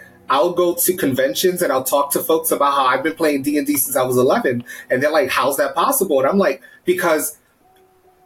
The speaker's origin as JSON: {"language": "English", "town": "New York City", "region": "New York", "country": "United States", "tie": "born or raised there", "said": "I'm born and raised in the Bronx, right? Black Puerto Rican here"}